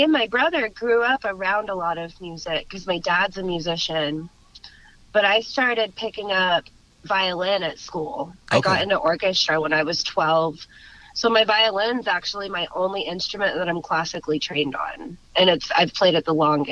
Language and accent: English; Garland, Texas, United States; also born or lived in Dallas, Texas / Euless, Texas; now in Fort Worth, United States; I was born in Dallas and then I grew up in Garland.